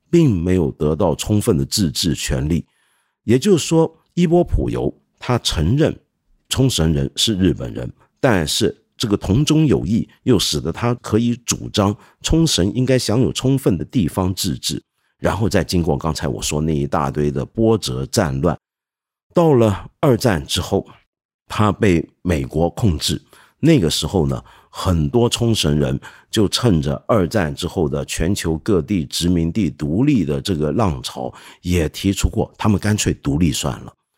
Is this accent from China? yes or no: yes; China; 我们中国人听了之后，可能会觉得